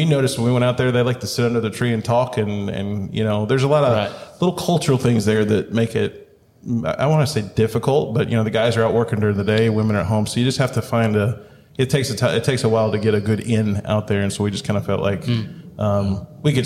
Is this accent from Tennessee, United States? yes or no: yes; Chattanooga, Tennessee, United States; moved away; I'm from Chattanooga, Tennessee